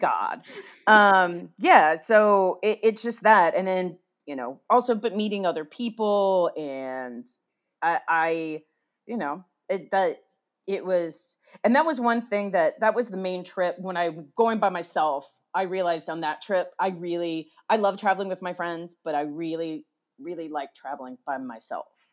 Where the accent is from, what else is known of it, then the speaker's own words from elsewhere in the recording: United States; I'm an American